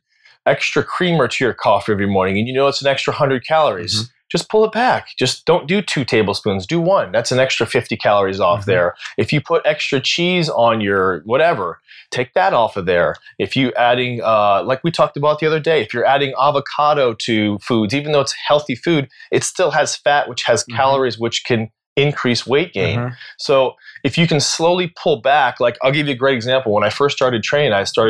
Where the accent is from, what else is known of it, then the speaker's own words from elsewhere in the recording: United States; As an American